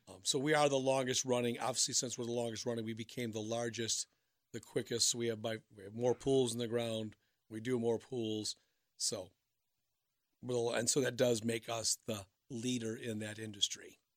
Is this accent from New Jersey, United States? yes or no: no; Minnesota, United States; also born or lived in Wisconsin; now in Cincinnati, United States; I'm from Minnesota, my wife's from Florida